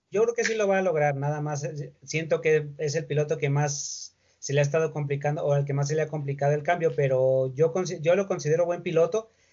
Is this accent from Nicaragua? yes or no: no; Mexico; uno como mexicano